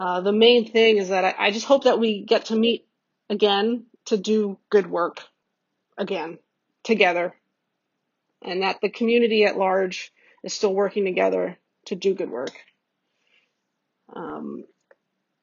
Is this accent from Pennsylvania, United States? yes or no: no; New York, United States; I'm a New Yorker.